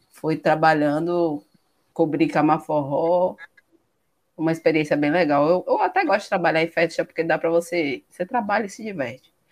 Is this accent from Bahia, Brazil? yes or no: yes; Bahia, Brazil; also born or lived in Minas Gerais; eu, eu não sou daqui, não sou natural da Bahia, sou natural de Minas Gerais. Mas eu vim para cá bem criança.